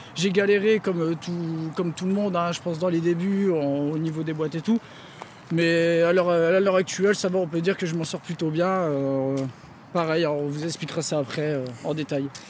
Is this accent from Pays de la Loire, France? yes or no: no; Denain, Hauts-de-France, France; je viens de Denain